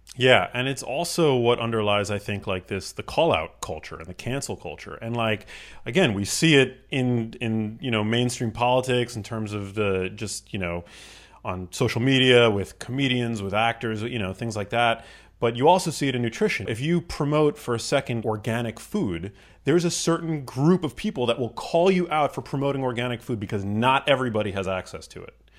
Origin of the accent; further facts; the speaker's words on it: New York City, New York, United States; male, I'm white, I grew up in New York City